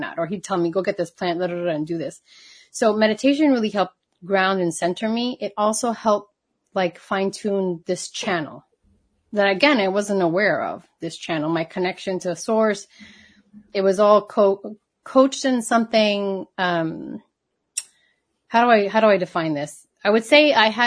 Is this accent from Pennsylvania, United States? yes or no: no; New York, United States; also born or lived in Puerto Rico; I was born in New York